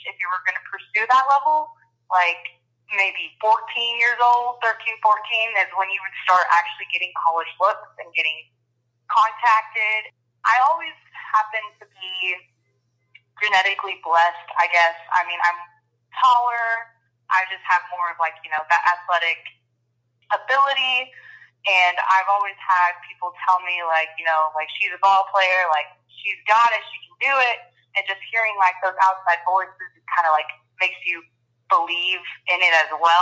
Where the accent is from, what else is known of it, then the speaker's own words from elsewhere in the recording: Texas, United States; moved away as an adult; also born or lived in Louisiana; I'm from Texas